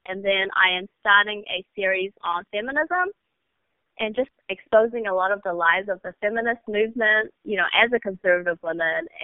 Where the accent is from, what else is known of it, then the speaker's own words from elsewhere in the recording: New Zealand; moved away as an adult; also born or lived in China; now in United States; And then our family immigrated to New Zealand, and I grew up there until I was 18